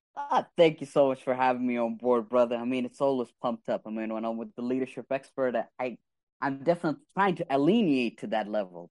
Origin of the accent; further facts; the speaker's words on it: Riyadh, Riyadh Province, Saudi Arabia; moved away as an adult; also born or lived in Cyprus; I was born and raised in Saudi Arabia, Riyadh, Saudi Arabia